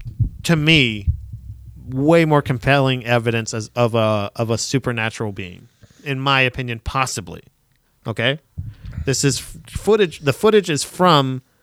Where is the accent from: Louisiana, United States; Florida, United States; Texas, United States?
Florida, United States; I'm from Florida.